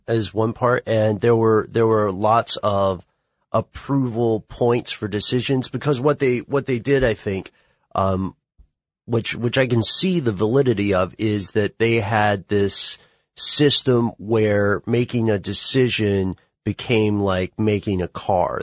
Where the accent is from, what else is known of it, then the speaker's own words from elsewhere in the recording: Tennessee, United States; I'm from Tennessee